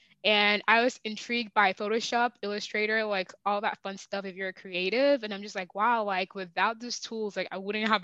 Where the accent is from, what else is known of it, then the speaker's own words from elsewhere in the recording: Virginia, United States; moved away as an adult; also born or lived in Nigeria / Texas; now in Seattle, United States; I was born in Nigeria, raised in Virginia, educated in Texas, and now live in Seattle